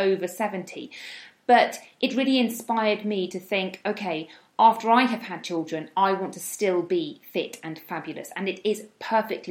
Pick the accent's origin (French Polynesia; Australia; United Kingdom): United Kingdom; moved away as an adult; now in Spain; I am from the UK, as you may be able to tell by my accent